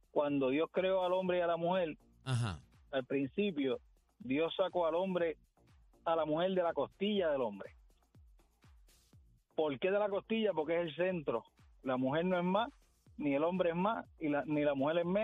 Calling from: Manatí, Puerto Rico; soy de Manatí.

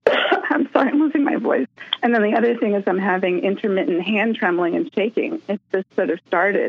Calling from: Massachusetts, United States; from Massachusetts.

